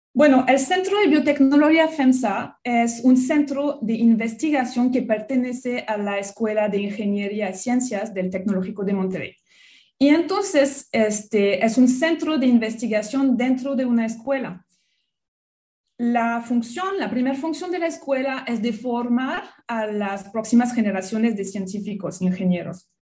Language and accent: Spanish; France; Spanish is a second language; also born or lived in Australia; now in Mexico; soy francesa. Mi acento, pues creo que nunca se va a ir